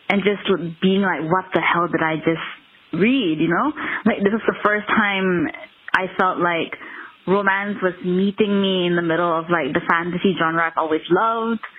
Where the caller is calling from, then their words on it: Kuala Lumpur, Malaysia; I'm calling from Kuala Lumpur, Malaysia.